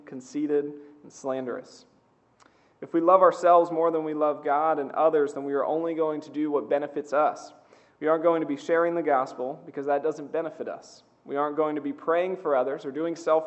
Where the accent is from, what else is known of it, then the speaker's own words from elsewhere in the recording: Seaford, Delaware, United States; I grew up outside of Seaford